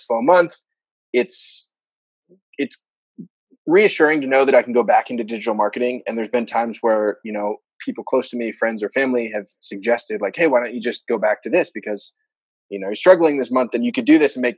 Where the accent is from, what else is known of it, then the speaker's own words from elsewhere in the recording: Bay Area, California, United States; I grew up here in the Bay Area, born and raised